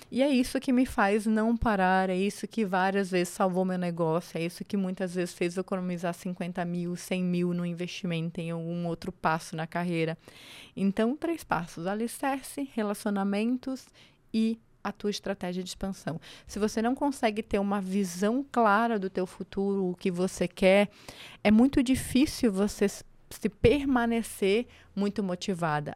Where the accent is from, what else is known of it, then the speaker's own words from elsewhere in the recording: Angelina, Santa Catarina, Brazil; moved away as an adult; also born or lived in Florianópolis / abroad; now in São Paulo, Brazil; Eu sou de Angelina. É uma cidade no interior do estado de Santa Catarina.